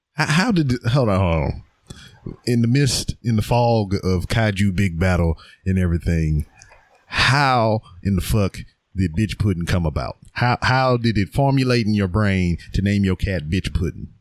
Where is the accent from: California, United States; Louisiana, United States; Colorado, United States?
Louisiana, United States; Lake Charles; my hometown of Lake Charles, Louisiana